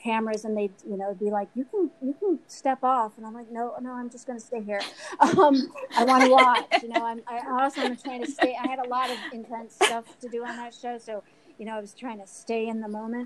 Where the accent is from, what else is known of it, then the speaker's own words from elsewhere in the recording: Newport, Rhode Island, United States; I grew up in Newport, Rhode Island